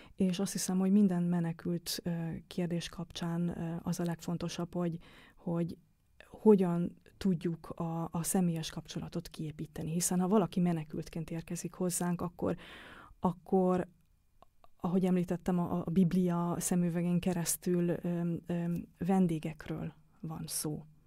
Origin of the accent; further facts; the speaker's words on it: Hungary; accent: Hungarian; moved away as an adult; also born or lived in Germany; now in Vienna, Austria; kérdezték, hogy honnan jövök. És mondtam, hogy Magyarországról